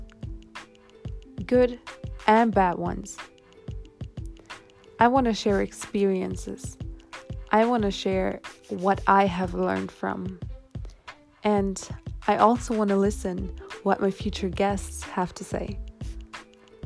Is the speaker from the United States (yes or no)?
no; Germany; I am from Germany